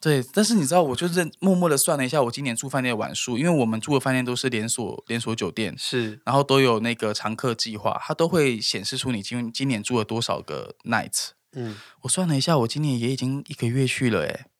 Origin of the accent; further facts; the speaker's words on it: Tainan, Taiwan; moved away; 我们台南人